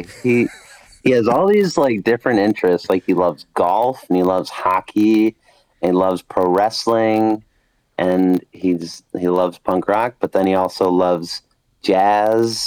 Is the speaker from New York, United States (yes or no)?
yes; Rochester, New York, United States; now in Buffalo, United States; I'm from Rochester, New York. We sound like very, very sharp with what we say